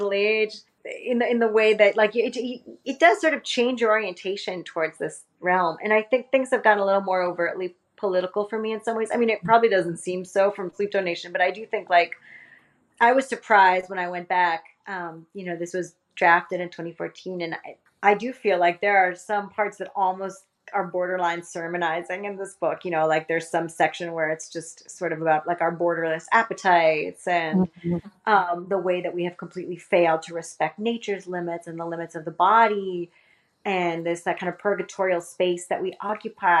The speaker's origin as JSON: {"language": "English", "town": "Miami", "region": "Florida", "country": "United States", "moved": "yes", "said": "I come from Miami"}